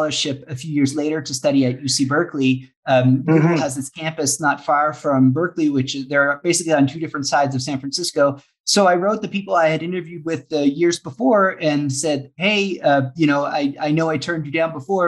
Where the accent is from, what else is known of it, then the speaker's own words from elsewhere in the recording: Saint John, New Brunswick, Canada; moved away as an adult; also born or lived in Oxford, United Kingdom / Ecuador; I grew up in St. John